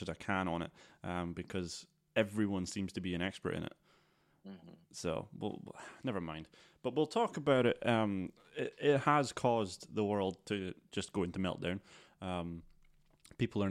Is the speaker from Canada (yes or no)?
no; Scotland, United Kingdom; we're from Scotland